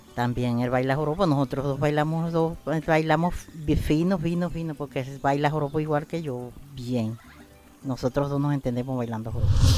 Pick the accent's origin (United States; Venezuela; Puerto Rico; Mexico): Venezuela; Los Llanos; soy llanera